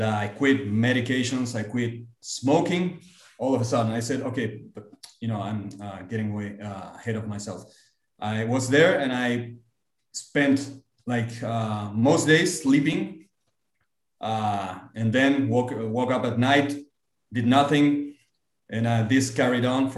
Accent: Argentina; also born or lived in United States; I came back to Argentina

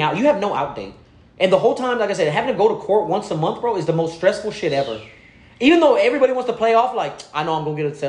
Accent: Houston, Texas, United States; I'm from the north side.

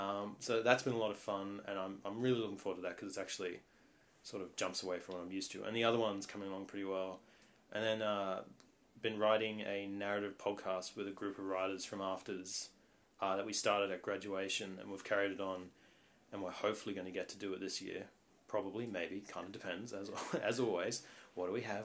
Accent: Australia; I was born in Australia, very nice country

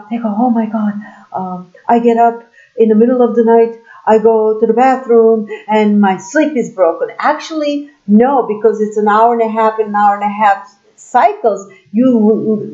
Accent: Turkey; I'm from Turkey

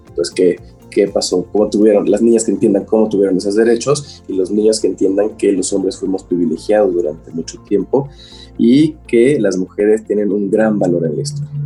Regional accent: Mexico

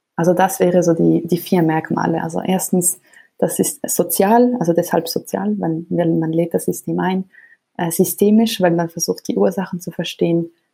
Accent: Switzerland; als Schweizerin

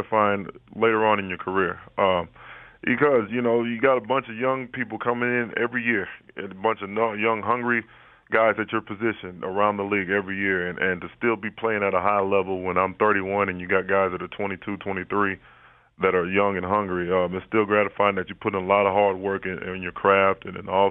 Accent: Houston, Texas, United States; Being born and raised in Houston, Texas

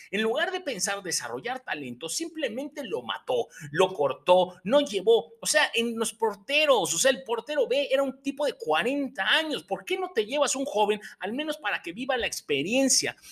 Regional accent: Mexico; como buen aficionado y mexicano que soy

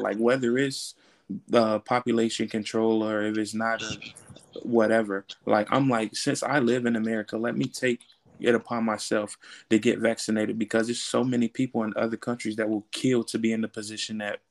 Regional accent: United States; as an American

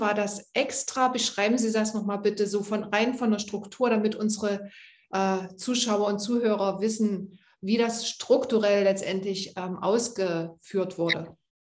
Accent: Halle, Saxony-Anhalt, Germany; in meiner Heimatstadt Halle

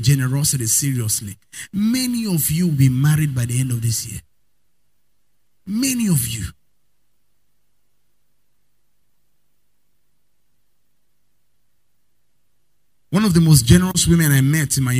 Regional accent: Nigeria; I'm a Nigerian woman.

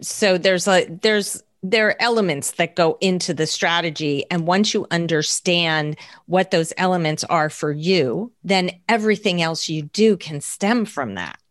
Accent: New Jersey, United States; also born or lived in Manhattan, New York; I grew up in New Jersey. I was born in New Jersey, grew up here, went to New York State for college

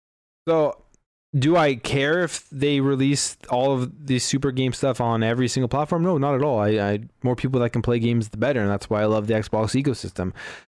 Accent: Canada; We're Canadian, though

